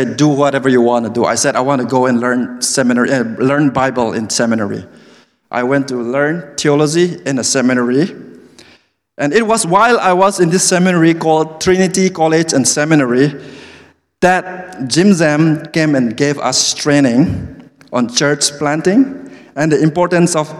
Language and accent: English; Manipur, India; English is a second language; moved away as an adult; also born or lived in New Delhi, India; I grew up from a small state in the northeastern part of India called Manipur